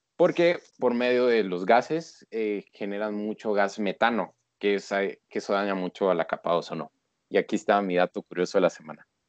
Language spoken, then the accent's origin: Spanish; Guatemala; yo soy de Guatemala, o sea, y con orgullo